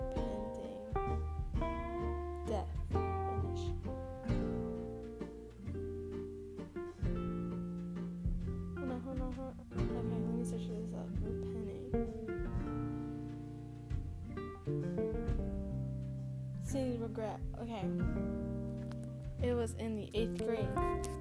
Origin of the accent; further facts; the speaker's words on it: United States; first language Spanish; English is a second language; I'm an American citizen, so I was born in America.